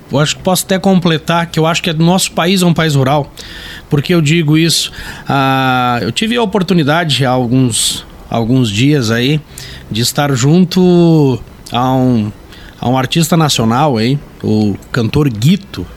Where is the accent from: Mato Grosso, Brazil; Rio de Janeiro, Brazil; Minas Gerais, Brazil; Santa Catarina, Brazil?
Santa Catarina, Brazil; Lages; also born or lived in Irani, Santa Catarina; Então a nossa família veio para Lages no ano de 94